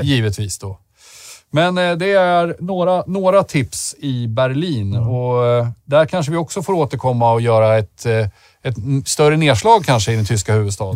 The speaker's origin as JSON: {"language": "Swedish", "region": "Södermanland", "country": "Sweden", "said": "som den sörmlänning jag är"}